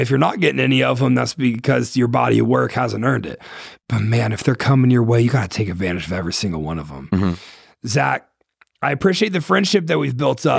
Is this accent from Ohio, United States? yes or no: yes; Ohio, United States; I'm from Ohio